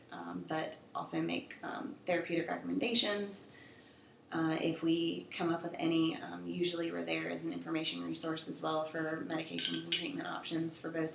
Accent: Bertie County, North Carolina, United States; moved away as an adult; also born or lived in Elizabeth City, North Carolina; now in Charlotte, United States; I'm from Bertie County, North Carolina, which is about 4.5-5 hours from here out towards the coast

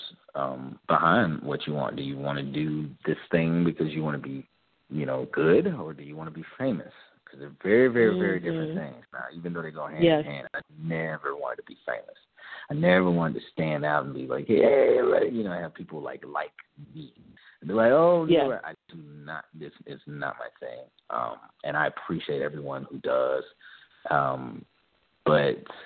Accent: the South, United States; I'm from the South

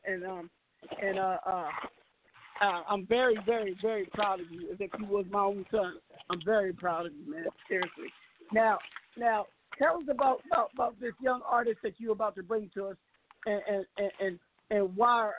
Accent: Seattle, Washington, United States; I'm from Seattle, and he went to my high school, Garfield

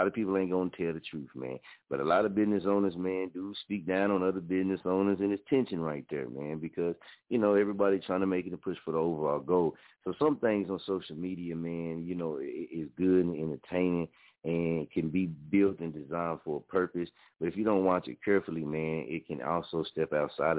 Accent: Muskogee, Oklahoma, United States; also born or lived in Wichita, Kansas; it's from my hometown and my city, man. I'm, you know, born and raised here, man. I'm an Okie

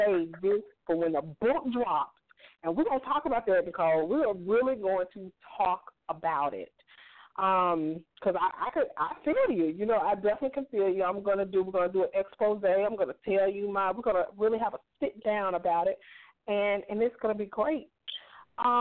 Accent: the South, United States; I'm from the South. That's how we was raised

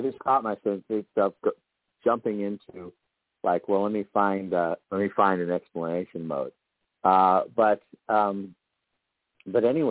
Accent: Florida, United States; when we grew up in Florida

